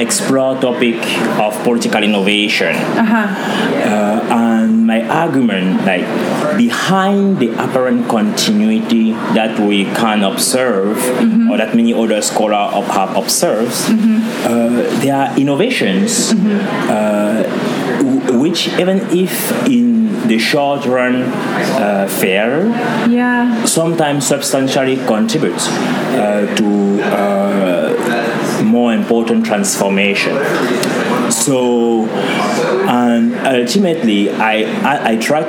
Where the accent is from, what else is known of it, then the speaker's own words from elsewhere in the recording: Cameroon; now in Anchorage, United States; I was born in Cameroon, which is usually called Africa in miniature.